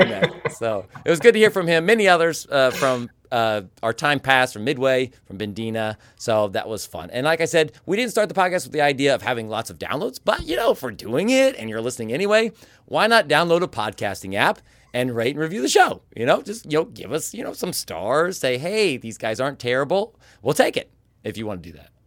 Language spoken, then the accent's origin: English; Kansas, United States; our time growing up in Kansas